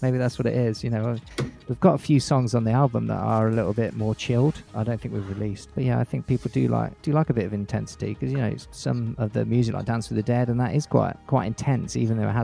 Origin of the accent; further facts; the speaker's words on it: England, United Kingdom; accent: English; I think I sound pretty English